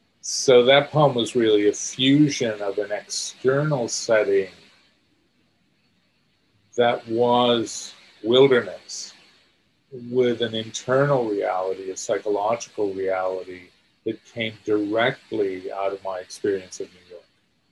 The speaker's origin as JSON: {"language": "English", "country": "India", "said": "The racial burden, the historical burden of being an Indian, all of those things were things I felt I had to free myself from somehow."}